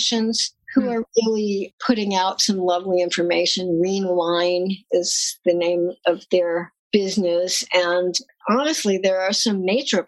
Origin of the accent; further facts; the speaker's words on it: United States; also born or lived in New Jersey; I grew up in New York and New Jersey. You can probably hear it in my voice